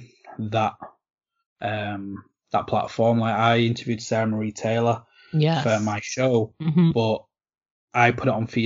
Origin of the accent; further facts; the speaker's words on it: England, United Kingdom; despite me being English